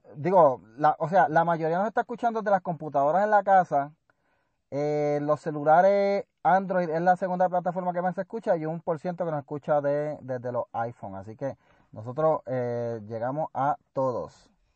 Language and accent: Spanish; Puerto Rico; si voy a Calle, la última vez que yo fui a Calle, y a mi pueblo donde me crié